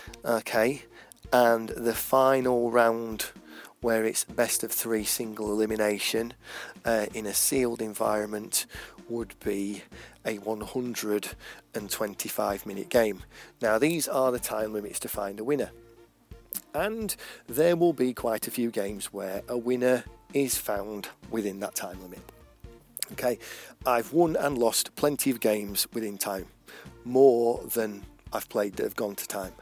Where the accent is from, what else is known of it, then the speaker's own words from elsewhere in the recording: England, United Kingdom; accent: English; I'm English, it's pretty clear from my accent